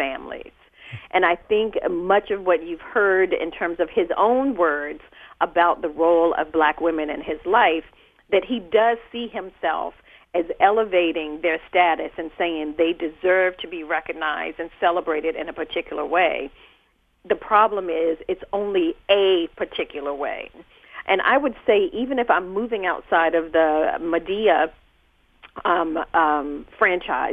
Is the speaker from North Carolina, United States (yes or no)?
yes; North Carolina, United States; moved away; I'm originally from North Carolina